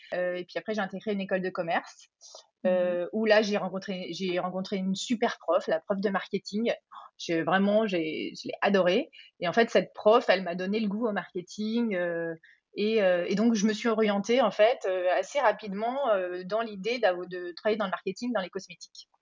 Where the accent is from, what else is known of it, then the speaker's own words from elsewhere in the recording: Auvergne-Rhône-Alpes, France; je suis originaire d'Auvergne, euh, donc moi j'ai grandi bah, au milieu voilà des forêts auvergnates